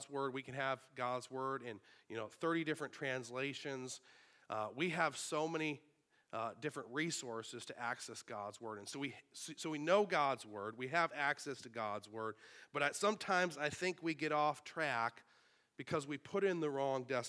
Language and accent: English; Sanborn, New York, United States; born or raised there